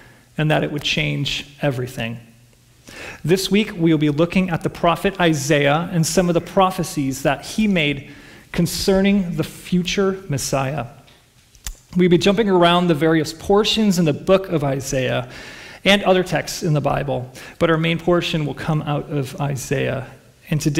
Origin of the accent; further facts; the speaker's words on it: Chicago, Illinois, United States; moved away; I grew up in Chicago